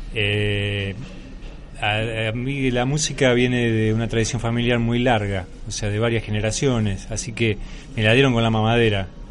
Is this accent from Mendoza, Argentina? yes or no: no; El Palomar, Buenos Aires Province, Argentina; yo fui creciendo en un barrio eh, por fuera de Capital Federal, o sea, lo que llamamos el cordón del conurbano, o sea, que es la provincia de Buenos Aires, por eso soy bonaerense.